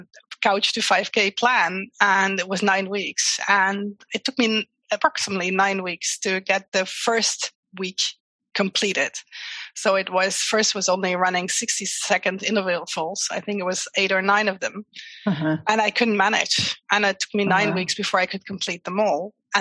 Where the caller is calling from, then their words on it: Simpelveld, Limburg, Netherlands; English is a second language; Well, a very small place in the Netherlands called Simpelveld.